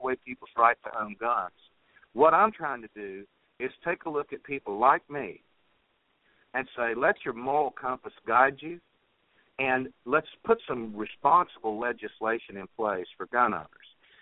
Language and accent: English; West Virginia, United States; when I was a little boy growing up in West Virginia